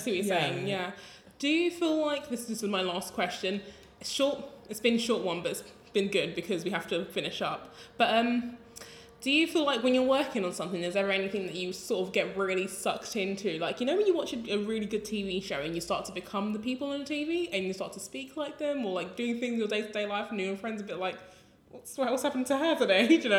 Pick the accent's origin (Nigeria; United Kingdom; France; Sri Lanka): United Kingdom; London; as a Londoner